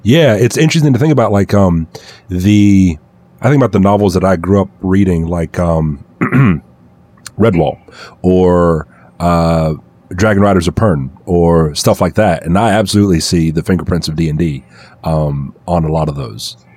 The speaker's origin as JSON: {"language": "English", "region": "the South", "country": "United States", "tie": "born or raised there", "said": "growing up in the South"}